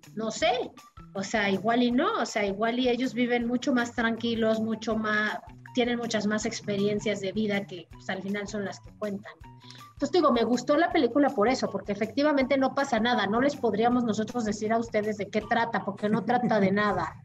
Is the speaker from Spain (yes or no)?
no; Mexico; como mexicana